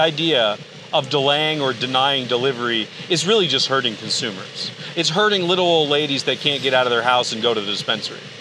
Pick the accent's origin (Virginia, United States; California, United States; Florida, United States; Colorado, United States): California, United States; I'm from California